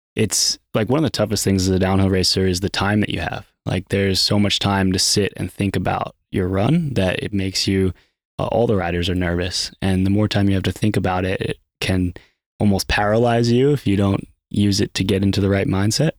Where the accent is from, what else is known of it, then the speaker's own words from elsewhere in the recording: Pennsylvania, United States; moved away as an adult; now in North Carolina, United States; I'm from Pennsylvania